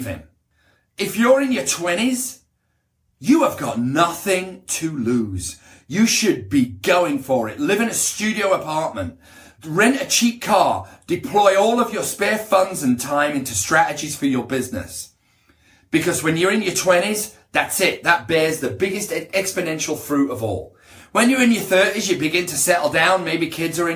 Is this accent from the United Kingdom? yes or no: yes; United Kingdom; now in Beverly Hills, United States; I'm British. Very proud to be British